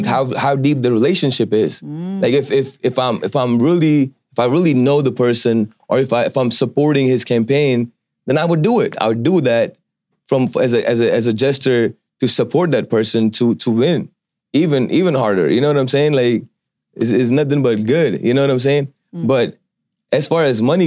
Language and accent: English; India; moved away; I'm from India, originally from India